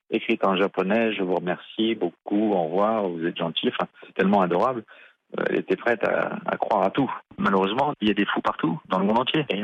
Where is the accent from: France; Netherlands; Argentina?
France; now in Japan; en tant que Français